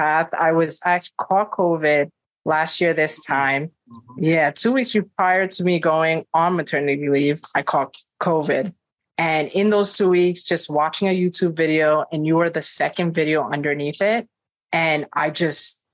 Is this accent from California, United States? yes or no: no; upstate New York, United States; moved away as an adult; now in Long Island, New York, United States; I grew up higher, like in like the upstate area of New York, but then I moved to Long Island when I got married